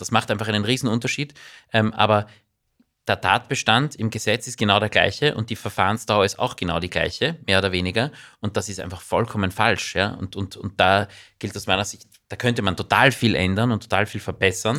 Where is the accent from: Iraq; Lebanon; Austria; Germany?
Austria; bei uns in Österreich